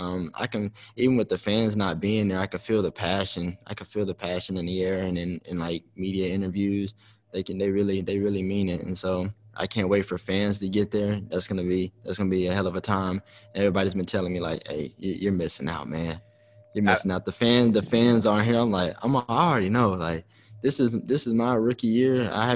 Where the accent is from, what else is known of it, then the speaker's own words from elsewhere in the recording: Arkansas, United States; moved away as an adult; now in Philadelphia, United States; You know, I was born and raised in Arkansas, went to college in Arkansas.